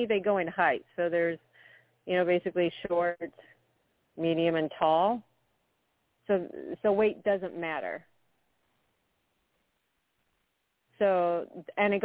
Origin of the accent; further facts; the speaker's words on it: West Coast, United States; moved away as an adult; also born or lived in England; now in Minnesota, United States; I was born in England and immigrated to this country when I was very young with my dad, who worked for the airlines. I was pretty much raised on the West Coast